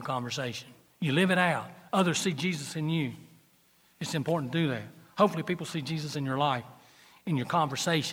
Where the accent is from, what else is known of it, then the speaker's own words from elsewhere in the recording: Gaffney, South Carolina, United States; I am from Gaffney